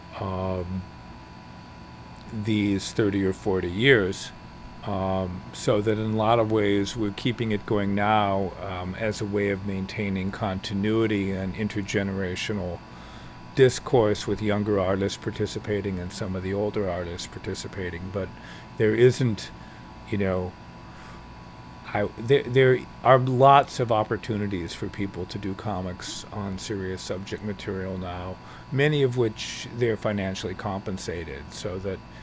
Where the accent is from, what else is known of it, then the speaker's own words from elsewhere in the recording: Cleveland Heights, Ohio, United States; moved away as an adult; now in New York City, United States; I grew up in Cleveland Heights, Ohio